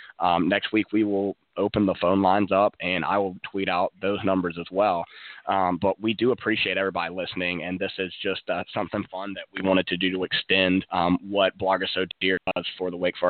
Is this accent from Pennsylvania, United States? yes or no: no; Winston-Salem, North Carolina, United States; I grew up in Winston-Salem